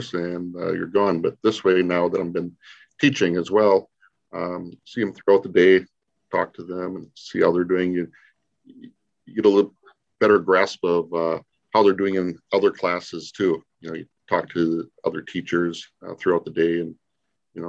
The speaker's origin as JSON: {"language": "English", "town": "Denmark", "region": "Wisconsin", "country": "United States", "tie": "born or raised there", "also_born_or_lived": "Oshkosh, Wisconsin", "said": "I'm originally from Denmark, so I didn't move very far away. Graduated high school at Denmark in 1985"}